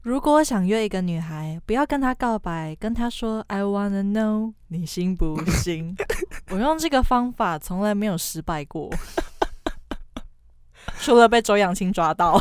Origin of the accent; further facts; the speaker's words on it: Taiwan; 我们台湾人